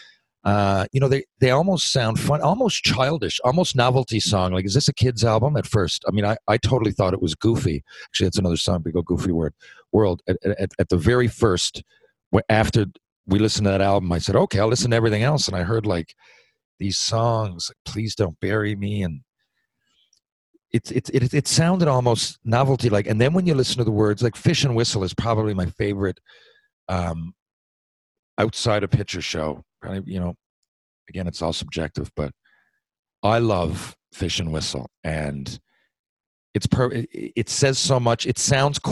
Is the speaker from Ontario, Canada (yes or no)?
no; St. John's, Newfoundland and Labrador, Canada; moved away; also born or lived in Mount Pearl; I ended up in St. John's playing for my hometown Maple Leafs for the year